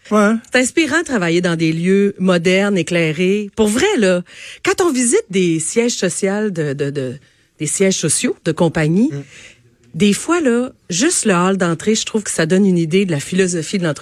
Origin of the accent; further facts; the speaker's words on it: Quebec, Canada; Non, je suis né au Saguenay-Lac-Saint-Jean